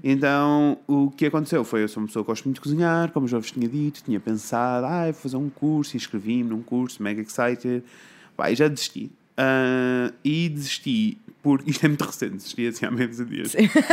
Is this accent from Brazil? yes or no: no; Coimbra, Centro, Portugal; eu sou de Coimbra, né? Então uhum. eu estudei numa escola básica